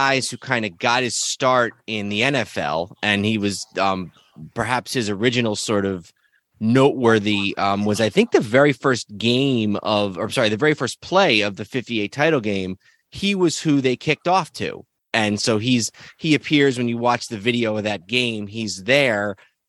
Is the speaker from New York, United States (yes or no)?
yes; New York, United States; we growing up in New York, you know, Giants fans